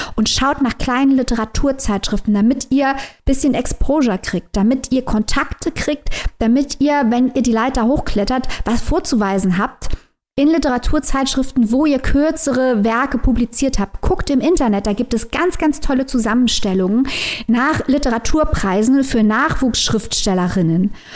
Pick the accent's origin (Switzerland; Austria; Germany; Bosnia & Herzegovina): Germany; Saarland; Ich bin Saarländerin, wohne direkt an der Grenze